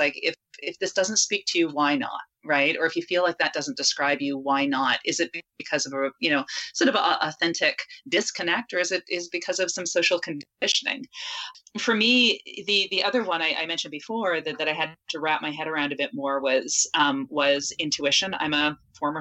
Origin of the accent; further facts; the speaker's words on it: Canada; I'm Canadian